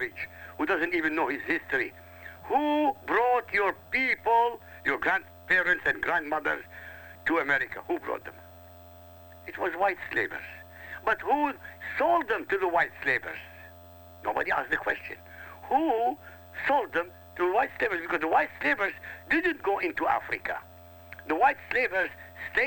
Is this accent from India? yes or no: no; Iraq; first language Arabic; English is a second language; now in United States; Arabic is my mother tongue. I come from Iraq